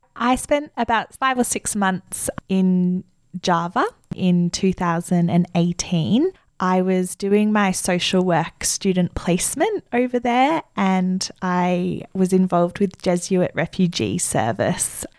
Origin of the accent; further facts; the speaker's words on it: Australia; as an Australian social worker